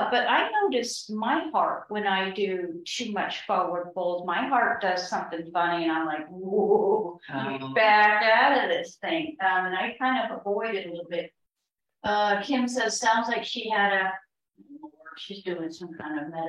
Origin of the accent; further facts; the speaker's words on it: Southeast Florida, United States; moved away; we grew up in Southeast Florida